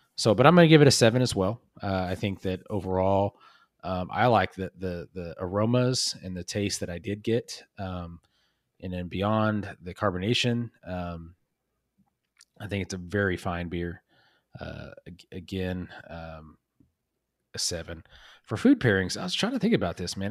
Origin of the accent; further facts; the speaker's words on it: Oklahoma, United States; where we grew up in Oklahoma